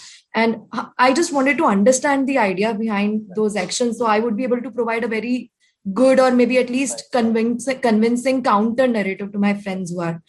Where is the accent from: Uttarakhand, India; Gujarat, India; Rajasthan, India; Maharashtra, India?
Rajasthan, India; I'm from Rajasthan.